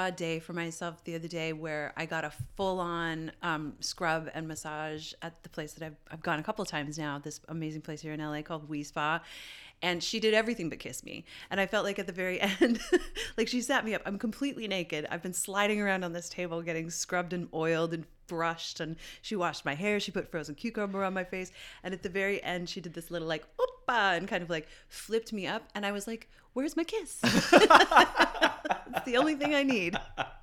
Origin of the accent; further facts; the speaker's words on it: Canada; I'm Canadian